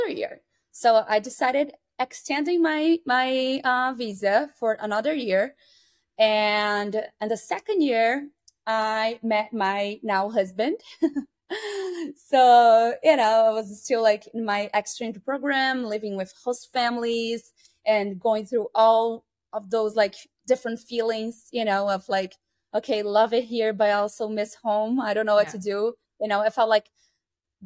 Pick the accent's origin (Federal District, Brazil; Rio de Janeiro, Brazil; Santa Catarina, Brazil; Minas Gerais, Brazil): Santa Catarina, Brazil; English is a second language; moved away as an adult; now in Chicago, United States; I'm from Brazil. I'm from a state called Santa Catarina